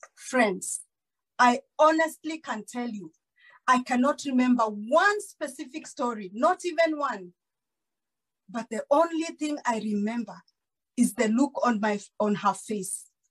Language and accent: English; Kakamega, Kakamega County, Kenya; also born or lived in Kijabe, Kiambu, Kenya; I was born in Kiambu, in Kijabe. And when I was six years old, we moved to Kakamega